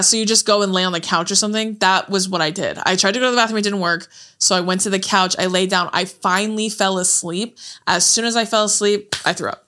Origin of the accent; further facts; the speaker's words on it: Corona, California, United States; moved away as an adult; also born or lived in Santa Ana, California; now in Los Angeles, United States; moved to Corona when we were, I was in fifth grade